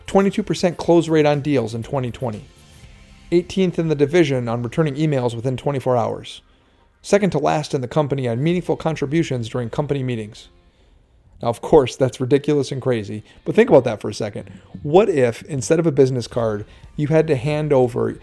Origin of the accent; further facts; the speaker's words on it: Norway, Michigan, United States; my hometown of Norway and Iron Mountain and that whole area